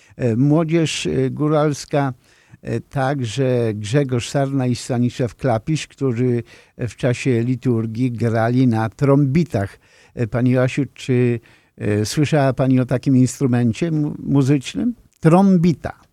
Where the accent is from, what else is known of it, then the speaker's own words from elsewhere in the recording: near Ląd, Greater Poland, Poland; moved away; Ja mieszkałem w takim regionie Wielkopolski, niedaleko lądu